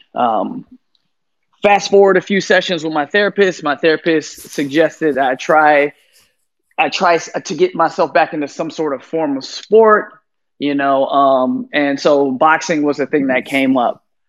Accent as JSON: {"language": "English", "town": "San Francisco", "region": "California", "country": "United States", "also_born_or_lived": "Chicago, Illinois", "moved": "yes", "lives_now": "Miami, United States", "said": "I'm from San Francisco"}